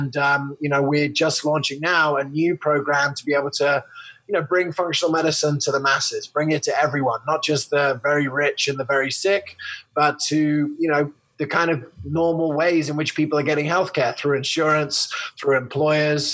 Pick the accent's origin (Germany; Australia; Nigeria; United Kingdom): United Kingdom; England; moved away; also born or lived in Loveland, Colorado, United States; I was born in Loveland, Colorado in 1980. And I grew up in England